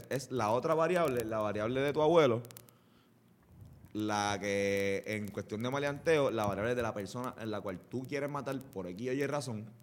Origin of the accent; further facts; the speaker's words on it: Puerto Rico; somos, boricua